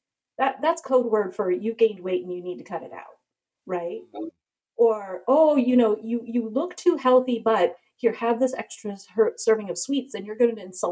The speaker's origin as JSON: {"language": "English", "country": "United States", "tie": "born or raised there", "said": "born and raised in America, though, but my parents immigrated from India"}